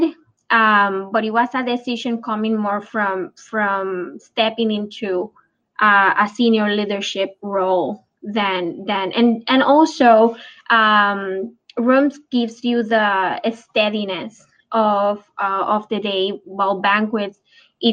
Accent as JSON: {"language": "English", "country": "Puerto Rico", "tie": "born or raised there", "also_born_or_lived": "California", "moved": "as an adult", "said": "When I moved from Puerto Rico, that is when I'm actually was raised, to California"}